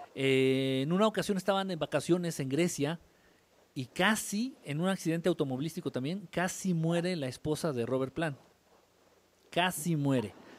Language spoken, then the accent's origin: Spanish; Mexico City, Mexico; moved away; soy chilango de nacimiento, pero norteño de adopción